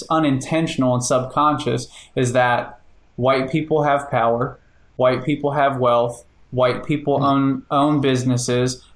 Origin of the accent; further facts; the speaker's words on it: Cincinnati, Ohio, United States; also born or lived in Hawaii; now in Indiana, United States; I'm from Cincinnati, Ohio